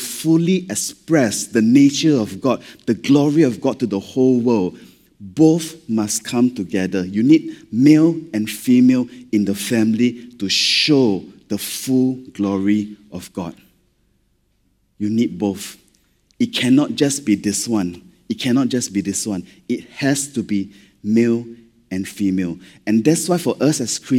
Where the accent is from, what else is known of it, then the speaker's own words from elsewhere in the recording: Malaysia; accent: Malaysian; being Malaysian, when we read scripture, sometimes not enough drama, lah, okay, because of our accent